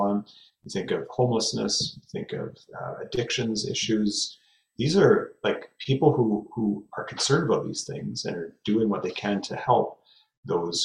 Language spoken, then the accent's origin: English; Fraser Valley, British Columbia, Canada; I grew up here in the Fraser Valley of British Columbia